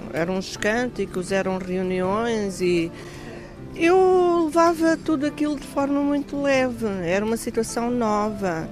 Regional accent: Angola; also born or lived in Lisbon, Portugal; now in Madeira, Portugal; Eu nasci no Cobal, que é uma cidade pequena do interior

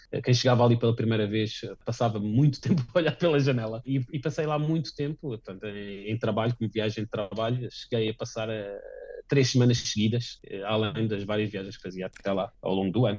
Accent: Portugal; moved away as an adult; also born or lived in Varese, Italy / Stuttgart, Germany; now in Rothenburg ob der Tauber, Germany; sendo português

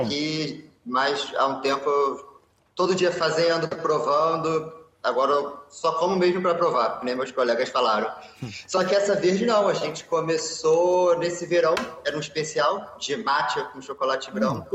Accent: Rio de Janeiro, Brazil; accent: carioca; moved away as an adult; now in Lisbon, Portugal; sou brasileiro do Rio de Janeiro.

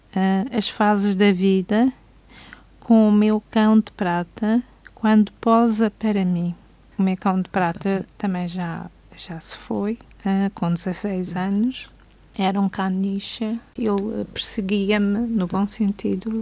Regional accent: Câmara de Lobos, Madeira, Portugal; Câmara de Lobos, terra onde nasci

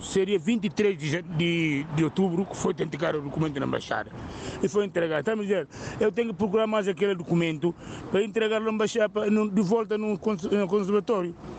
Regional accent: Guinea-Bissau; now in United Kingdom; Eu sou da Guiné-Bissau

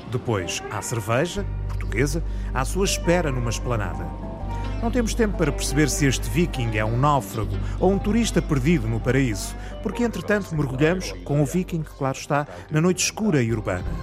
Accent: Lapland, Finland; Portuguese is a second language

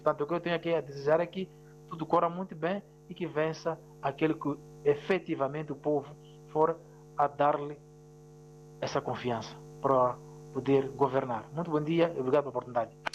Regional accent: Mozambique; em relação ao meu país, Moçambique

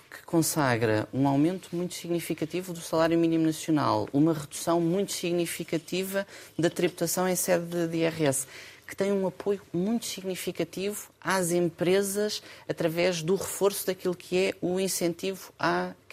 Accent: Portugal; Somos portugueses. Temos sempre a saudade connosco.

